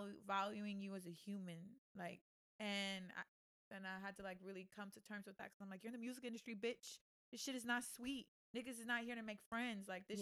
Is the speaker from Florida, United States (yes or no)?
yes; Tampa, Florida, United States; moved away as an adult; also born or lived in Atlanta / Los Angeles; We come from Tampa.